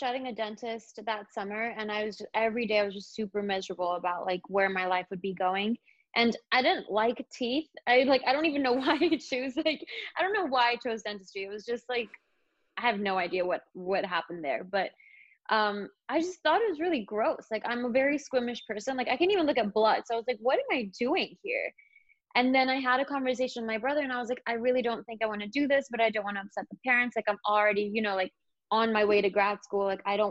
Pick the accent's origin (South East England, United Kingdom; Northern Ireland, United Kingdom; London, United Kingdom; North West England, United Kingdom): London, United Kingdom; I lived in London. I grew up in London as well.